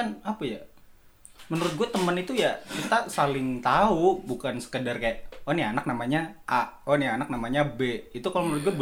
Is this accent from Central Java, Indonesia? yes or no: yes; Surakarta, Central Java, Indonesia; also born or lived in Palembang; now in Malang, Indonesia; Gue ini dulu lahirnya tuh di Palembang, tapi karena gedenya di Solo. Jadi gue bilangnya gue asli Solo